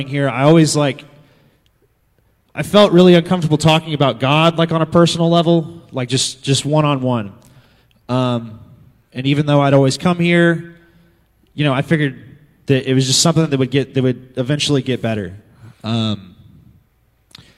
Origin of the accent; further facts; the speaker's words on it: Moore, Oklahoma, United States; I grew up here in Moore, and I actually grew up coming here all my life